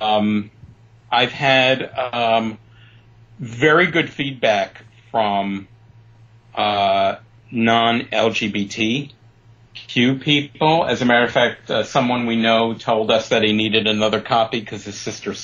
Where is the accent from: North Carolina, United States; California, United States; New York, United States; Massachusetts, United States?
New York, United States; New York City; also born or lived in Chicago / Palm Springs area; now in Palm Springs, United States; I grew up in Brooklyn.